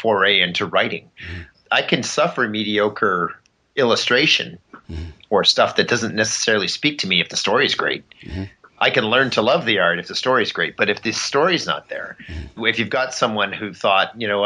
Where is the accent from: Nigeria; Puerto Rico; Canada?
Canada; As a Canadian kid growing up